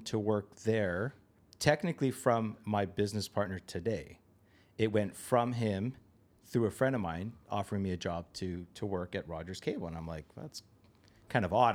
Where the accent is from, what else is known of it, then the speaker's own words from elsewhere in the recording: Toronto, Ontario, Canada; a place nearby where I grew up in Toronto.